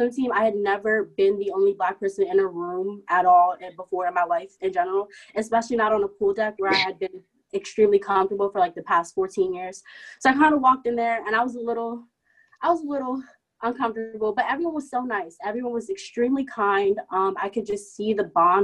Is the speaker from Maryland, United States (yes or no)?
yes; Maryland, United States; moved away as an adult; now in Cleveland, United States; I'm from Maryland. I live about 10 minutes outside of DC